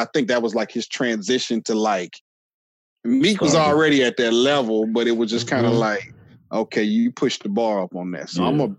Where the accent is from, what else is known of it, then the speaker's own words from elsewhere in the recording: California, United States; moved away; I'm originally from Cali.